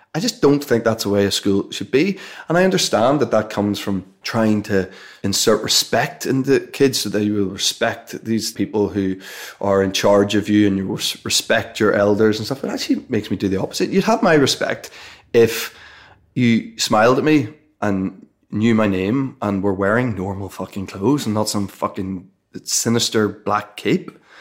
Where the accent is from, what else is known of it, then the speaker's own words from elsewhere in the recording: Belfast, Northern Ireland, United Kingdom; you're growing up in Belfast and you're going to school in the middle of Belfast